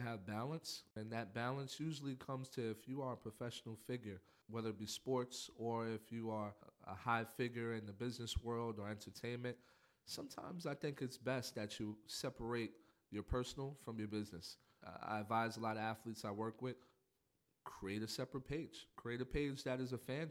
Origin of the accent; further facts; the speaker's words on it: New York City, New York, United States; Growing up in Spanish Harlem